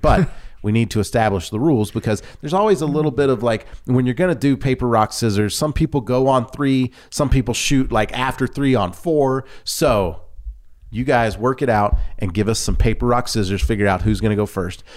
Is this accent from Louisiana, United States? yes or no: yes; Louisiana, United States; I grew up in Louisiana